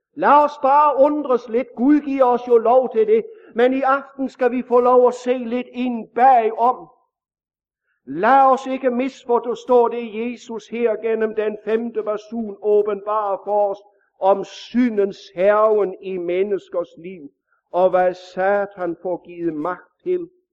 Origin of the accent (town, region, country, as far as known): Denmark